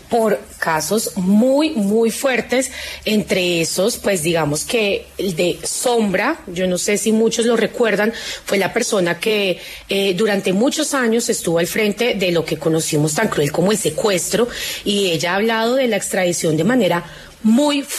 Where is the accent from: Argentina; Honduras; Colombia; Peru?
Colombia; apegarnos a lo bueno a veces es la única esperanza que tenemos como colombianos.